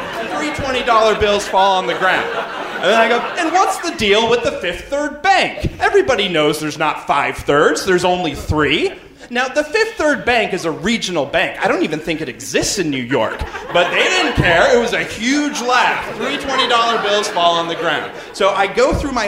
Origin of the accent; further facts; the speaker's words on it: Canada; I'm from Canada.